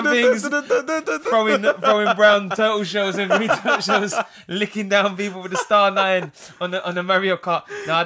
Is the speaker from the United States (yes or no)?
no; England, United Kingdom; an Englishman who's been let down many times by my country